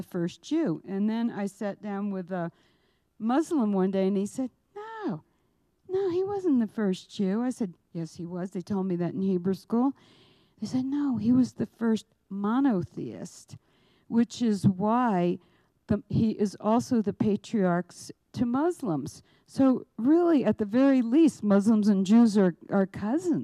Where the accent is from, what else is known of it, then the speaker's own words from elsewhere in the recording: New York City, New York, United States; moved away; also born or lived in Albuquerque; I'm Jewish, I'm from New York